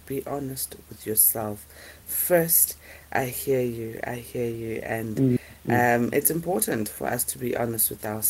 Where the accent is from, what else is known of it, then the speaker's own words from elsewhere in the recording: Qwaqwa, Free State, South Africa; also born or lived in Bethlehem; I was born on the 21st of May, 1971, in Bethlehem, and I grew up in Mqwaqwa. I'm currently staying and working at Allan Ridge, Free State Province.